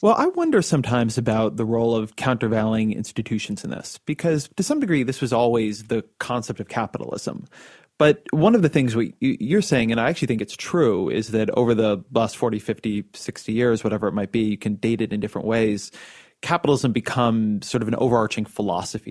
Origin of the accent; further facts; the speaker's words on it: California, United States; I'm a Californian